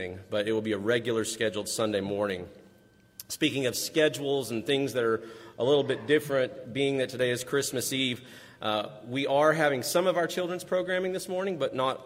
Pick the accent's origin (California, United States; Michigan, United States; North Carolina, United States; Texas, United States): Texas, United States; West; growing up in West Texas